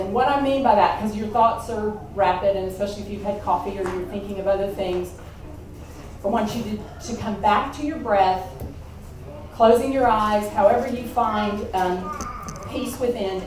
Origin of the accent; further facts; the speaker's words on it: Kentucky, United States; moved away; we're from Kentucky